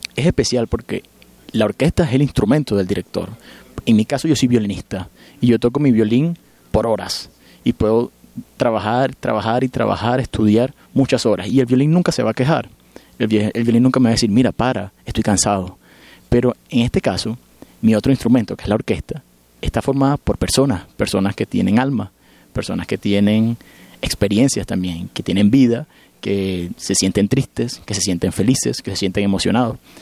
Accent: Venezuela; moved away; yo me siento muy feliz y muy afortunado de haber nacido y crecido en Venezuela

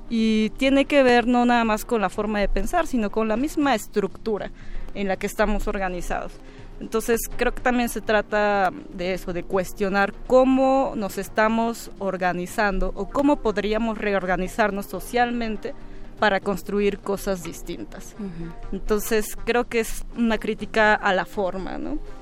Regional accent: Oaxaca, Mexico; moved away as an adult; now in Mexico City, Mexico; yo soy de Oaxaca

